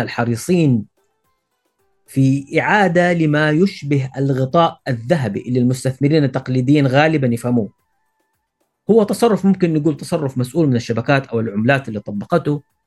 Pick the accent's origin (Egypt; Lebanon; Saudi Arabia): Saudi Arabia; عندنا في السعوديه